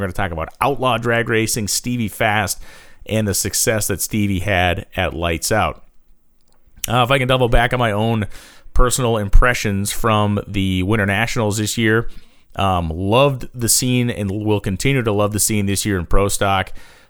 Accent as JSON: {"language": "English", "region": "Massachusetts", "country": "United States", "tie": "born or raised there", "said": "born and raised in Massachusetts, still live in the Commonwealth of Massachusetts now, and 50 degrees isn't cold for us."}